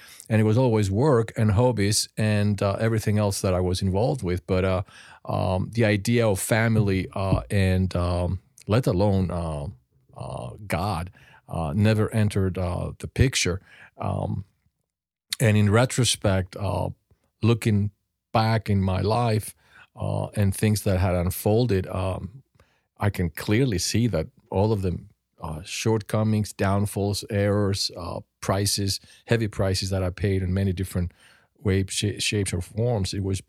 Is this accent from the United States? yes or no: no; Greece; I was born and brought up in Greece.